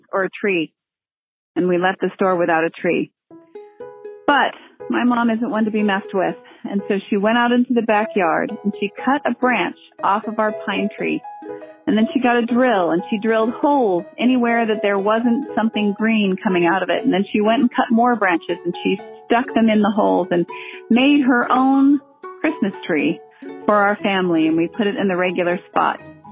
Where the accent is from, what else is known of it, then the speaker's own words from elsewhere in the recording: Southern California, United States; I grew up in Southern California